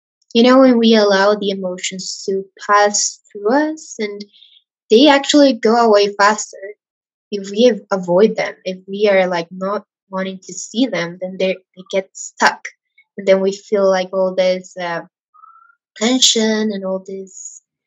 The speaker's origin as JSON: {"language": "English", "country": "Ecuador", "said": "I'm from Ecuador, and here in Latin America"}